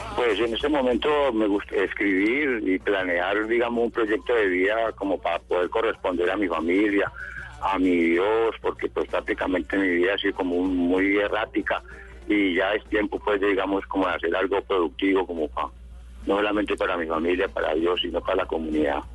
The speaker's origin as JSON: {"language": "Spanish", "town": "La Unión", "region": "Valle del Cauca", "country": "Colombia", "tie": "born or raised there", "said": "yo nací en la Unión Valle, que queda por aquí al norte del Valle"}